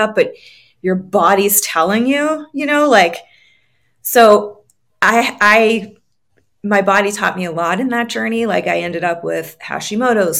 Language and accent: English; New England, United States; I grew up on the East Coast